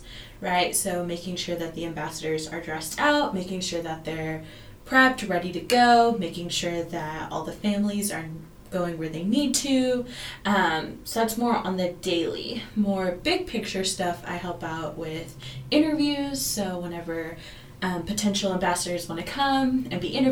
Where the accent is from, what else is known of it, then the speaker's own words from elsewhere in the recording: Fayetteville, Arkansas, United States; first language Spanish; English is a second language; I'm from Fayetteville